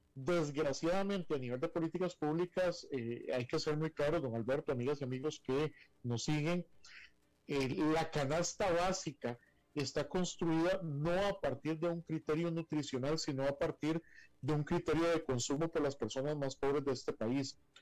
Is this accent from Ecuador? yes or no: no; Costa Rica